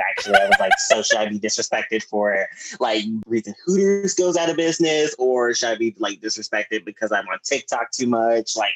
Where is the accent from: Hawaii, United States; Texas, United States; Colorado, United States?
Texas, United States; Uh, I'm from Texas. You know this hot, humid heat that you know where we sometimes have electricity, sometimes we don't.